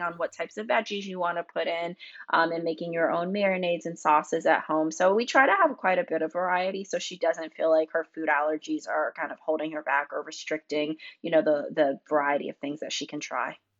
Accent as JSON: {"language": "English", "region": "North Carolina", "country": "United States", "tie": "born or raised there", "said": "I grew up in North Carolina"}